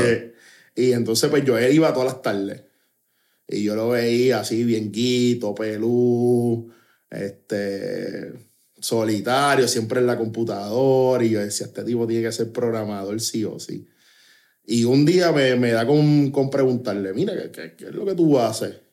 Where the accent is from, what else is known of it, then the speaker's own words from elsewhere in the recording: Trujillo Alto, Puerto Rico; yo me crié en Trujillo Alto